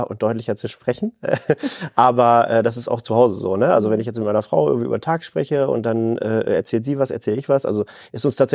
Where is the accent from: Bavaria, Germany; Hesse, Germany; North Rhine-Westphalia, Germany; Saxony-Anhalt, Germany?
North Rhine-Westphalia, Germany; Bielefeld; In Bielefeld habe ich wirklich alles, was ich brauche. Ich fühle mich einfach wohl und das ist meine Heimat.